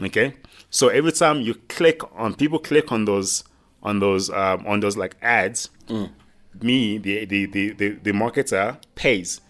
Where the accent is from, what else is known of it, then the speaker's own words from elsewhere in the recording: Nigeria; now in South Africa; Nigerian born. Um, came here and now I'm a proud South African.